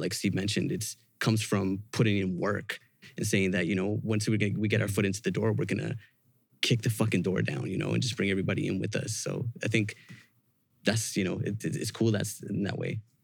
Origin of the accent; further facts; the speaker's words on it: Vancouver, British Columbia, Canada; we're from Vancouver